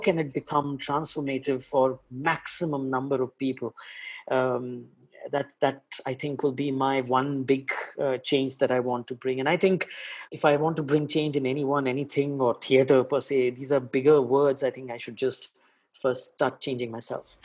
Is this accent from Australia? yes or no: no; Delhi, India; now in Mumbai, India; I, I live in Bombay, but I'm basically from Delhi